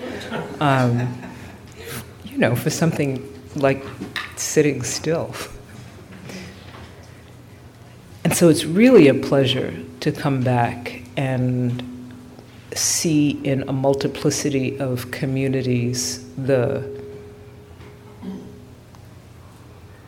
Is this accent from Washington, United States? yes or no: no; New York, United States; now in Bay Area, United States; I'm really happy to be home. I'm a New Yorker